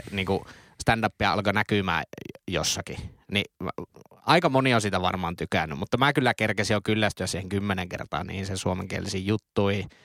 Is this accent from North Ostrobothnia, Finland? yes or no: yes; Oulu, North Ostrobothnia, Finland; accent: Oulu dialect